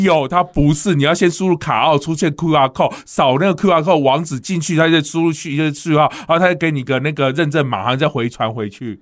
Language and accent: Chinese; Kaohsiung, Taiwan; 在我的家嗯，乡